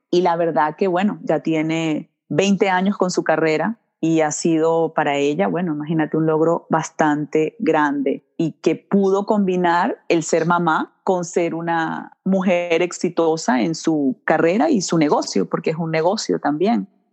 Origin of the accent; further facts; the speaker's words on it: Vargas, La Guaira, Venezuela; also born or lived in Milwaukee, Wisconsin / Washington; now in Florida, United States; Nací en Milwaukee, Wisconsin, y mis papás estaban estudiando acá en este país. Y ya luego, cuando cambió la economía en Venezuela, se regresan a Venezuela, su país natal, y allí me crían, en Venezuela